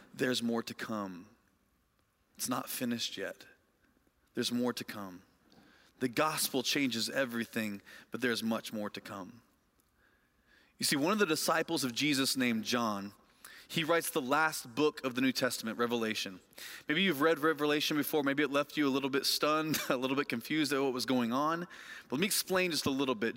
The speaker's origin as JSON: {"language": "English", "town": "Lafayette", "region": "Indiana", "country": "United States", "tie": "born or raised there", "moved": "yes", "said": "my hometown of Lafayette, Indiana"}